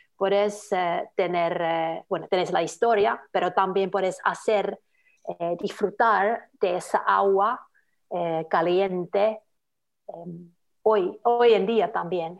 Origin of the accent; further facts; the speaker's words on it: Lapland, Finland; Spanish is a second language; moved away as an adult; also born or lived in Buenos Aires, Argentina; now in Bath, United Kingdom; yo vengo de Laponia, en Finlandia pero ahora yo llevo uh, ocho años viviendo en Inglaterra